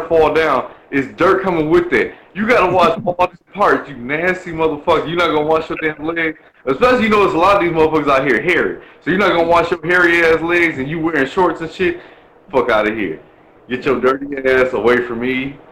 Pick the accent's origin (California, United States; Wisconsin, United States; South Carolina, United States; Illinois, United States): Wisconsin, United States; Milwaukee; I'm from Milwaukee